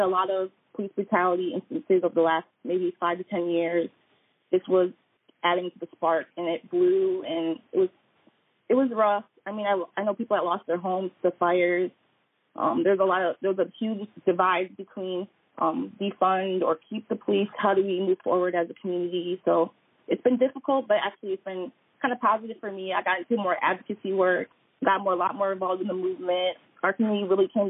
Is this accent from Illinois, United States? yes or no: no; Milwaukee, Wisconsin, United States; now in Minneapolis, United States; I'm not essentially from here, but I'm from Milwaukee